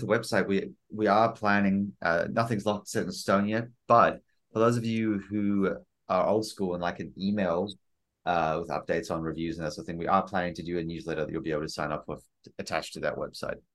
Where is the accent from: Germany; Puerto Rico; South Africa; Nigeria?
South Africa; I'm South African.